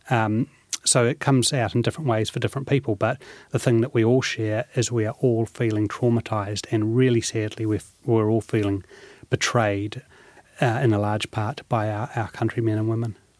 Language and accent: English; New Zealand; I was born in New Zealand. You know, I've, I've always identified myself as a New Zealander